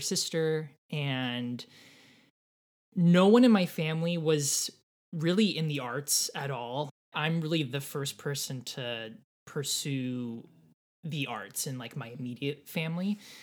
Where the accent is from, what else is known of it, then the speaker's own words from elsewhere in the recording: Irvine, California, United States; also born or lived in Laguna Hills, California; I grew up in Southern California in Orange County. Um, I always say born and raised in Irvine. I wasn't born in Irvine. I was born in like Laguna Hills